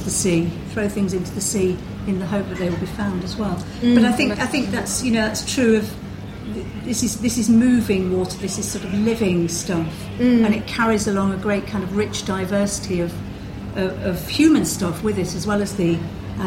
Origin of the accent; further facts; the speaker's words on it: the Midlands, England, United Kingdom; accent: Midlands; moved away; some people will perhaps have recognised from my accent that I come from the Midlands, so I come from a very landlocked place